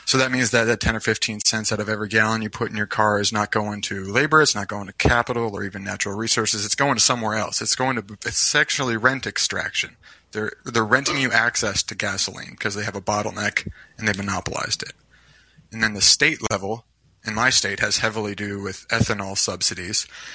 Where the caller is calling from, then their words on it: Iowa, United States; I'm calling from Iowa.